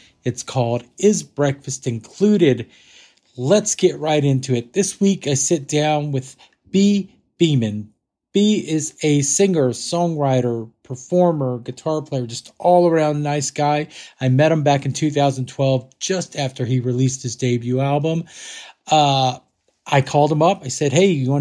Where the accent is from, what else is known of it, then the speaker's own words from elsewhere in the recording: Texas, United States; I grew up in Texas